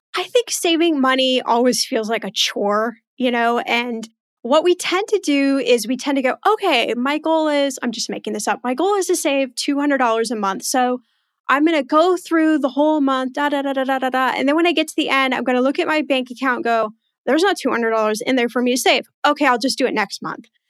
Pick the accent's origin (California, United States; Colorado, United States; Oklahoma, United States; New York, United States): California, United States; Los Angeles; also born or lived in Indiana / Houston, Texas; I actually was born in the Midwest in Indiana, and then I left there about two years old, and then went to Houston, Texas for about seven years, and then the rest of the time has been in Los Angeles